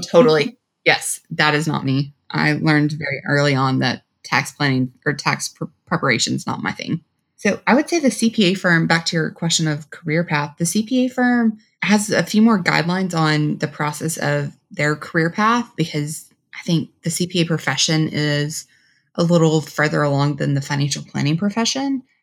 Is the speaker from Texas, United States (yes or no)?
yes; Texas, United States; also born or lived in Washington, D.C.; now in Dallas, United States; I'm originally from Texas